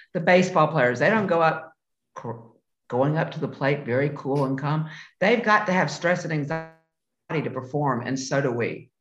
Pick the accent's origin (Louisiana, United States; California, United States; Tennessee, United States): Tennessee, United States; Memphis; moved away; I was born and raised in Memphis, Tennessee.